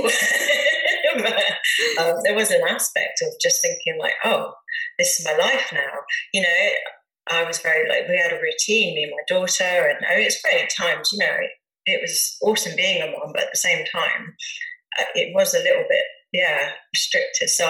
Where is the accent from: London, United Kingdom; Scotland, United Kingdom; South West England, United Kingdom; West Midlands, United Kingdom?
South West England, United Kingdom; Dorset; also born or lived in Bournemouth / Hereford; my mum brought me back to Dorset.